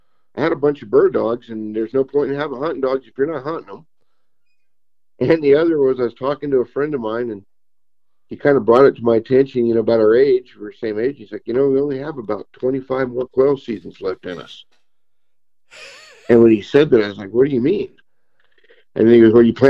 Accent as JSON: {"language": "English", "town": "Lancaster", "region": "California", "country": "United States", "tie": "born or raised there", "moved": "yes", "said": "I grew up in Lancaster, California"}